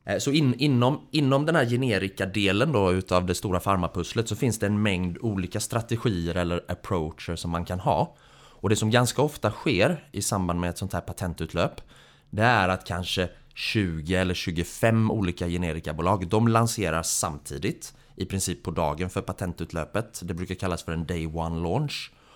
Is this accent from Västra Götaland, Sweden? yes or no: yes; Gothenburg, Västra Götaland, Sweden; moved away; utbildningsmässigt så är jag civilingenjör i teknisk fysik från Chalmers nere i Göteborg, där jag också kommer från